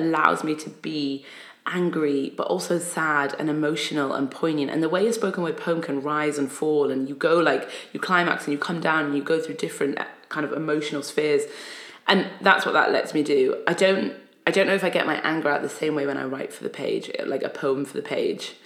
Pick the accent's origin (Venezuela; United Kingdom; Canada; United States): United Kingdom; Newcastle upon Tyne, North East England; also born or lived in Egypt; I was born in Egypt, came to England when I was about five, and then grew up in Newcastle upon Tyne